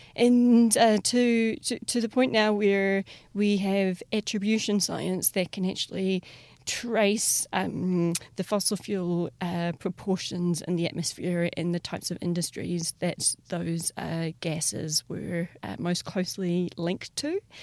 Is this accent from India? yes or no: no; New Zealand; growing up in Te Ao Māori